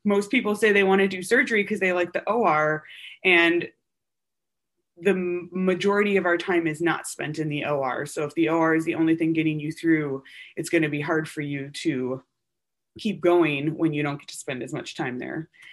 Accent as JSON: {"language": "English", "region": "Wisconsin", "country": "United States", "tie": "born or raised there", "moved": "as an adult", "said": "I'm from Wisconsin, go Badgers. Uh, and I was born and raised there"}